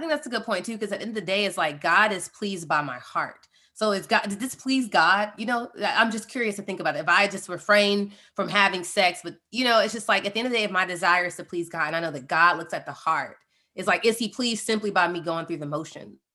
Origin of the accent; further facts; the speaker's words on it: Atlanta, Georgia, United States; we're from Atlanta, we've been running the Rooted Life for almost two years now